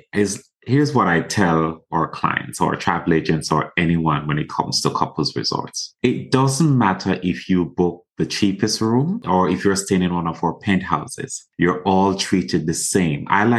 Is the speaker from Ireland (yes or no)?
no; Jamaica; it's not because I'm Jamaican